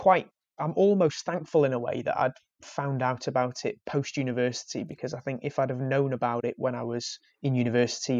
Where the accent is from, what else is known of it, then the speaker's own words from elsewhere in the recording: Wales, United Kingdom; I'm Welsh